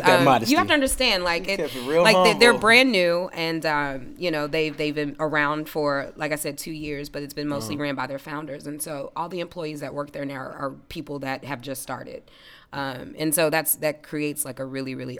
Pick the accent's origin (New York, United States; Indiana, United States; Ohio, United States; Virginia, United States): Indiana, United States; Indianapolis; Naptown native